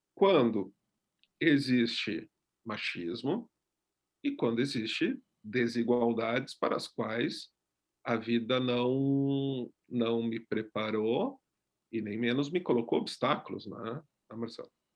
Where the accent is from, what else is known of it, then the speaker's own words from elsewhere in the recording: Gaúcho, Rio Grande do Sul, Brazil; eu sou gaúcho